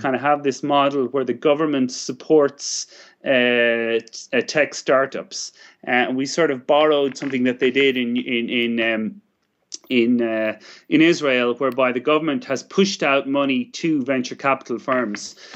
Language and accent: English; Ireland